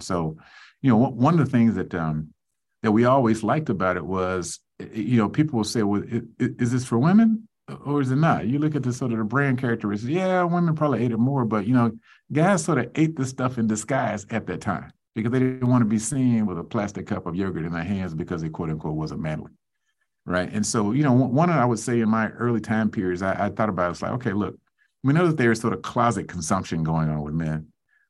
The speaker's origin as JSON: {"language": "English", "region": "the South", "country": "United States", "said": "let me just sort of say I'm a Southerner, so my parents woke up so early in the morning when we were rising"}